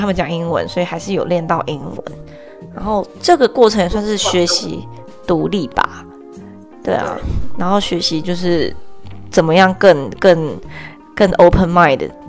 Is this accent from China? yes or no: no; Taiwan; moved away as an adult; also born or lived in Canada / France; 我现在是加拿大人， 可是我也是台湾人